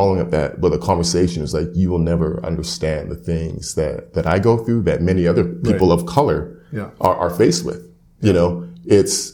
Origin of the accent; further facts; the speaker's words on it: Edmonton, Alberta, Canada; I was raised in Edmonton